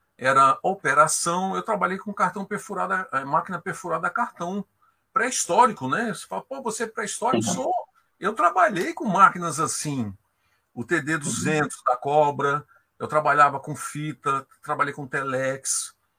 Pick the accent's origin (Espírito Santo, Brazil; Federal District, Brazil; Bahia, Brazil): Federal District, Brazil; Brasília; Eu sou de Brasília